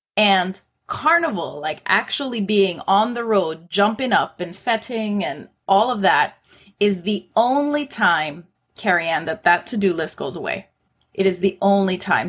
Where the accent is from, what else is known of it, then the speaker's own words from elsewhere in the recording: Toronto, Ontario, Canada; I was born and raised in Toronto.